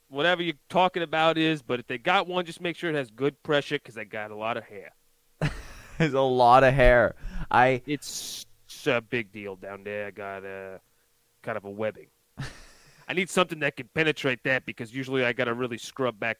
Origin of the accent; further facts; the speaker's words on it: New Jersey, United States; Sorry, I'm from Jersey.